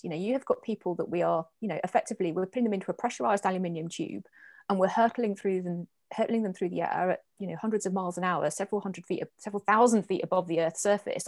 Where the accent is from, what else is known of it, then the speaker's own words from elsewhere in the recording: Guernsey; I was born in Guernsey, born and bred